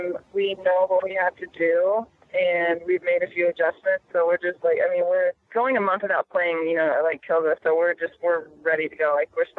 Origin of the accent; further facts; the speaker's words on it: Indiana, United States; moved away; I'm from Indiana, so I was back home in Indiana.